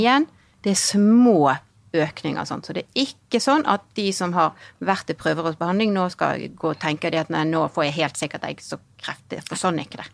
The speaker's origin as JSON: {"language": "Norwegian", "town": "Bergen", "region": "Vestland", "country": "Norway", "also_born_or_lived": "Hong Kong", "said": "så kommer jeg fra Bergen."}